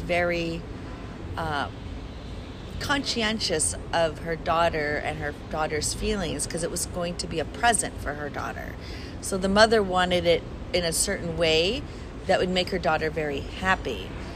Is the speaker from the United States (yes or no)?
yes; Chicago, Illinois, United States; now in Brooklyn, New York, United States; it's a beautiful city. I grew up there.